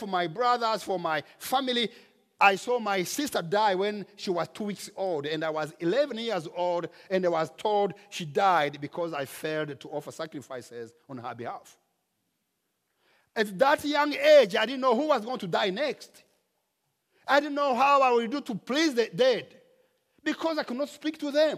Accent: Rwanda; now in United States; In my home country, in Rwanda

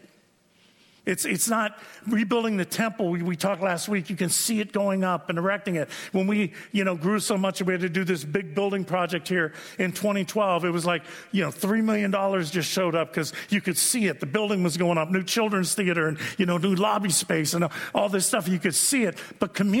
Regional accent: United States; I'm an American.

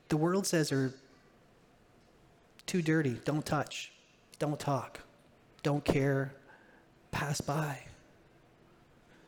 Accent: Ontario, Canada; moved away; I was born in Ontario.

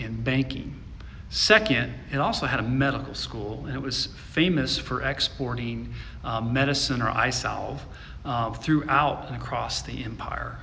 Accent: Midwest, United States; where I grew up in the Midwest

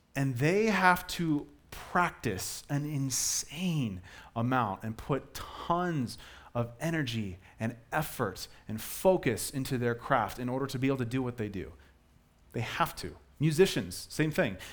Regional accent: Colorado, United States; I was born and raised in Colorado

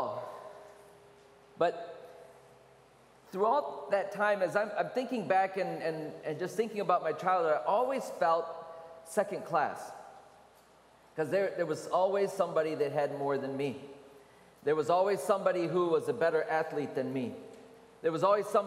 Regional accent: Michigan, United States; I was raised in Michigan, so we had a lot of snow

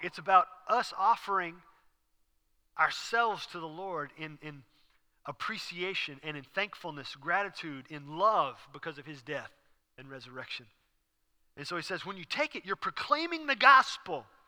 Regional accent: Houston, Texas, United States; I was raised in Houston. I learned to drive in Houston

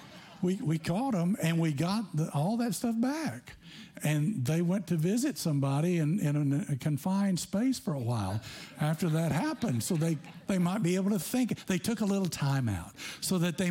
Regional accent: Tennessee, United States; growing up in Tennessee

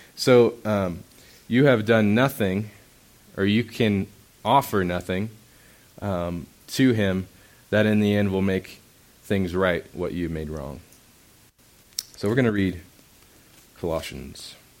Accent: Indiana, United States; moved away; I grew up in Indiana, so you look at creation and all you see is sky because everything's flat.

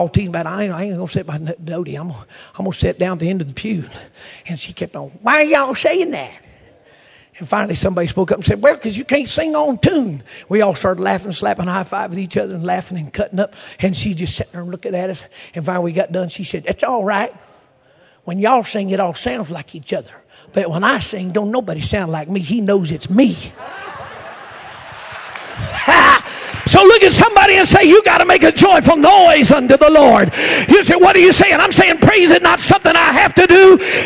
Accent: Oklahoma, United States; I'm from Oklahoma

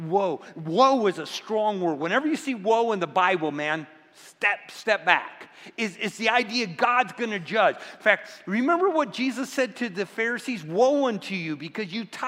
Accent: Midwest, United States; moved away; I grew up in the Midwest. I grew up in apple country.

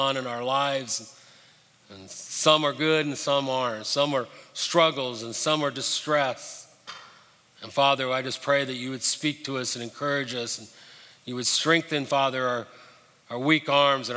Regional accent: Denver, Colorado, United States; moved away; also born or lived in Birmingham, Alabama; I was pretty excited growing up in Denver. I had grown up most of my life skiing

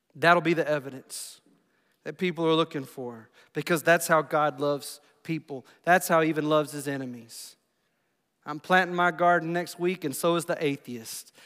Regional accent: United States; I'm from Bibb County.

